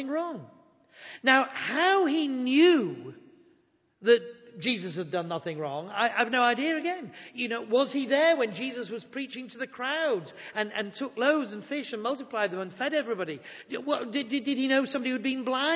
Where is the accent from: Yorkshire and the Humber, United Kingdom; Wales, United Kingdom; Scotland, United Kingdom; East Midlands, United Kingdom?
Yorkshire and the Humber, United Kingdom; I'm from Yorkshire